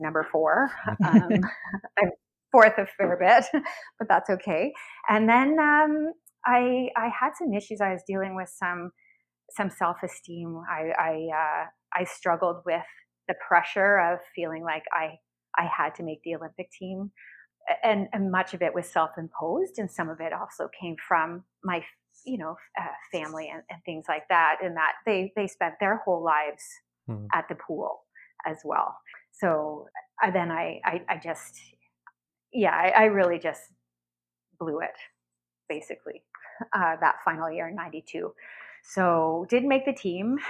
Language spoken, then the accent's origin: English; London, Ontario, Canada; I grew up in London, Ontario